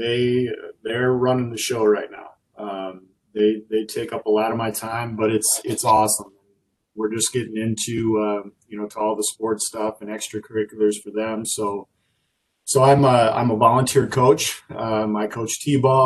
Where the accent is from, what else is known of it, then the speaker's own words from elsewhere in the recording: South Dakota, United States; moved away as an adult; now in Wisconsin, United States; I grew up in South Dakota